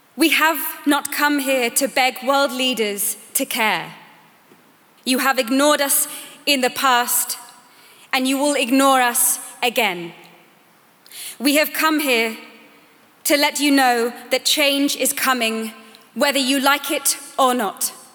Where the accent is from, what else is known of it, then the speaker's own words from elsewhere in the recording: Sweden; I am 15 years old. I am from Sweden.